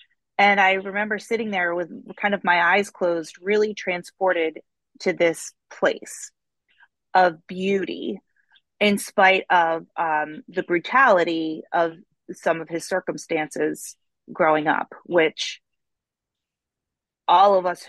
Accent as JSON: {"language": "English", "town": "Baltimore", "region": "Maryland", "country": "United States", "said": "And we, as Baltimoreans, however you want to say it, like we take great pride in our city. We love it here. Maryland is a wonderful place to live."}